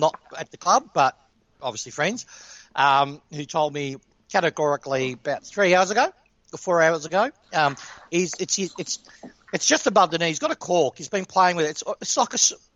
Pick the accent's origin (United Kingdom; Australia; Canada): Australia; Broadmeadows, Victoria; I grew up in Meadows